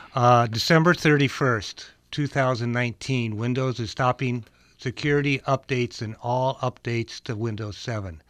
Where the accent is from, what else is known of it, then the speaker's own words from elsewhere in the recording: Minnesota, United States; I'm from Minnesota, where everybody is above average